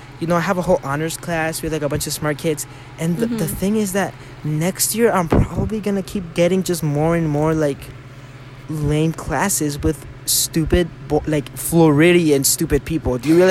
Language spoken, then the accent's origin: English; Mexico; accent: Mexican; My Mexican accent came out. I'm sorry.